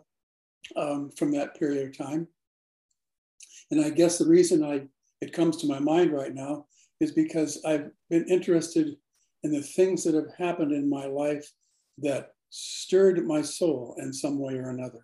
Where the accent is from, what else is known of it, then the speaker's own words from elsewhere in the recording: Auburn, Washington, United States; also born or lived in Seattle; I was born in Seattle, but my home was in Auburn, Washington.